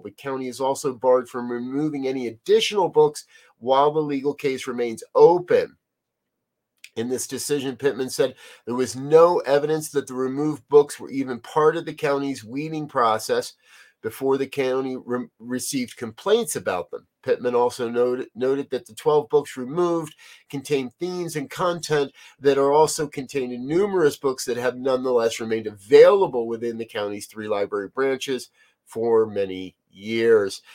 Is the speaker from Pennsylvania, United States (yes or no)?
no; New Jersey, United States; I was born in New Jersey